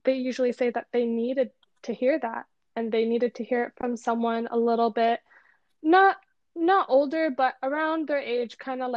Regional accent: Toronto, Ontario, Canada; I was born and raised in Toronto, Canada

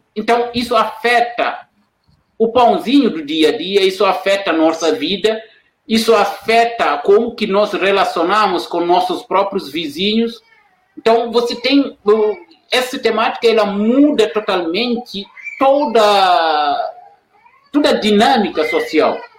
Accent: Senegal; now in Brazil; sou senegalês e eu trabalho aqui na Unila

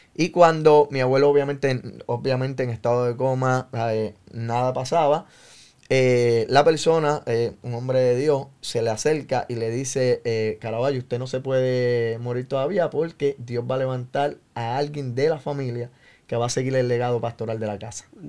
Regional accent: San Juan, Puerto Rico; Yo nací en el pueblo de Río Piedras, Puerto Rico. Eh, me crié con mi abuela en el barrio San José, allí cerca de Manuela Pérez en eh, Río Piedra, Santurce.

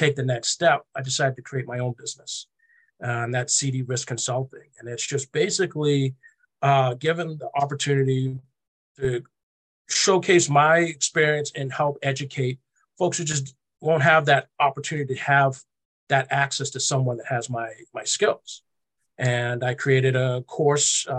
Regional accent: Boston, Massachusetts, United States; I'm from Boston, born and raised.

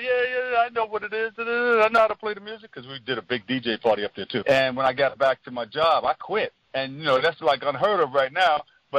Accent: New York City, New York, United States; I was born in Queensbridge, Long Island City, and started playing music when I was a little kid

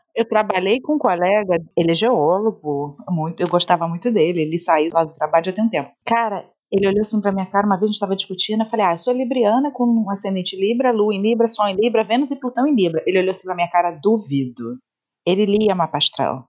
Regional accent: Rio de Janeiro, Brazil; accent: carioca; o pessoal diz que eu não tenho tanto sotaque carioca. Carioca não acha que eu sou daqui quando eu converso

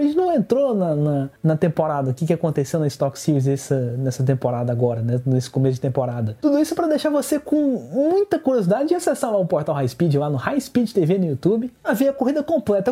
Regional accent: Goiás, Brazil; a frase símbolo de onde eu venho

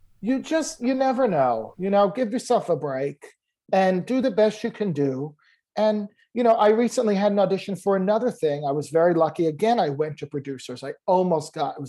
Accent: Lyndhurst, New Jersey, United States; I grew up in New Jersey, very close to New York, like in Lyndhurst, New Jersey

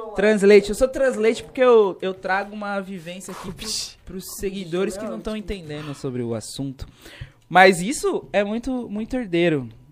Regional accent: Diadema, São Paulo, Brazil; also born or lived in Jeremoabo, Bahia; nós é de diadema

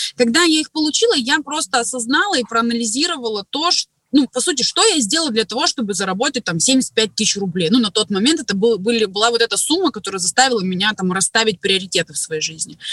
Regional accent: Krasnoyarsk, Krasnoyarsk Krai, Russia; Работала администратором в автосалоне у себя в городе. Я из Красноярска, кстати, из Сибири

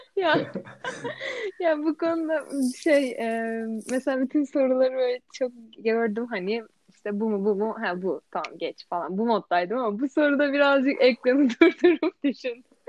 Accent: Istanbul, Turkey; also born or lived in Eskişehir; İstanbul'da yaşıyorum. Aslen de İstanbul'dayım

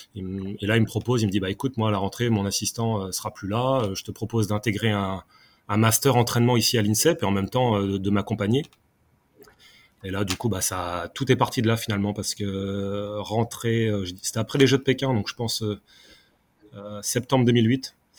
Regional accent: Caen, Normandy, France; moved away as an adult; also born or lived in Font-Romeu; now in Paris, France; je suis natif de Normandie, donc de Caen

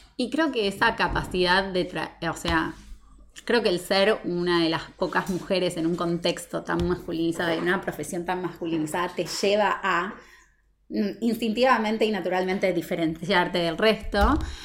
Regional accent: Argentina; nosotros como argentinos

